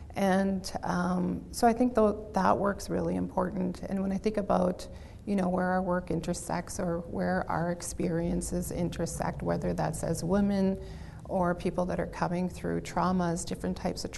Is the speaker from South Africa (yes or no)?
no; Saskatchewan, Canada; I'm from Treaty 4 territory. I recognize myself as an Anishinaabe, Innu, and Métis woman. I have some Scottish and French in my background as well